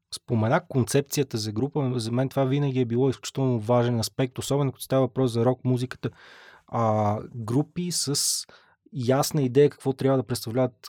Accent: Pazardzhik, Pazardzhik Province, Bulgaria; аз съм от Пазарджик родом

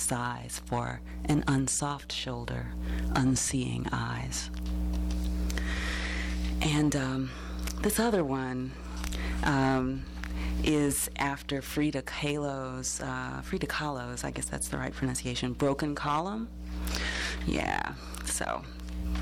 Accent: Nashville, Tennessee, United States; this is where I'm from, in more ways than one. A background in music. Music City, USA

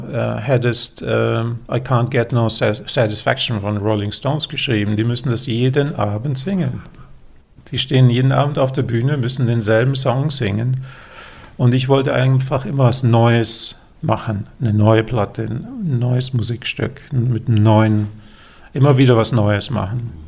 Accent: Germany; haben, haben wir das Glück als Deutsche, mit dem Pass ist eins, ist glaube ich auf Platz eins oder zwei

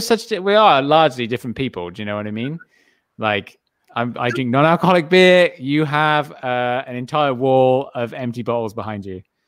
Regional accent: England, United Kingdom; I'm English

